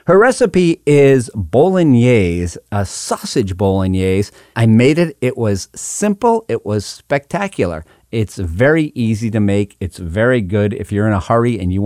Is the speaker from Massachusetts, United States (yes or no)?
yes; Western Massachusetts, United States; I come from Western Massachusetts